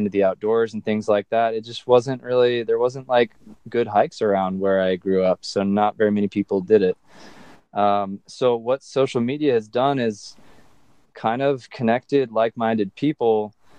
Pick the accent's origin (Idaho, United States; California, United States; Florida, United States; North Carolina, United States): California, United States; Southern; Growing up in Southern California